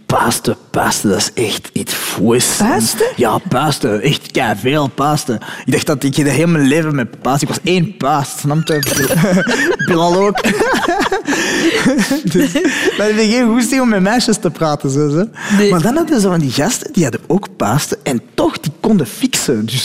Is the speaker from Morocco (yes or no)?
yes; Morocco; Ik ben Marokkaan, hè.